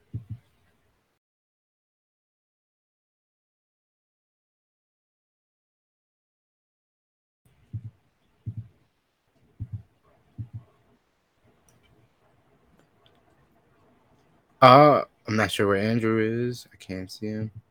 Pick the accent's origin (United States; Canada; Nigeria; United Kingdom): United States; Long Island and Queens, New York; I grew up between Long Island and Queens